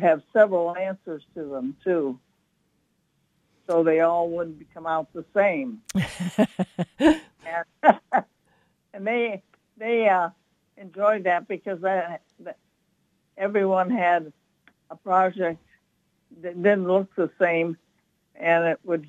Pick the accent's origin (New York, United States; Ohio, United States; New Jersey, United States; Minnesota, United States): Ohio, United States; Canton; moved away; I'm from Canton, Ohio, and I was at the art school there